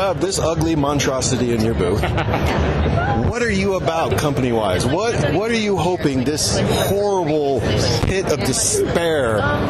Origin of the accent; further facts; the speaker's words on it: Chula Vista, California, United States; I'm from Chula Vista.